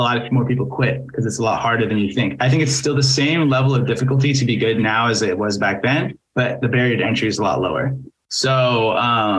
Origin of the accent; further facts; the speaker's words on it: Seattle, Washington, United States; growing up in Seattle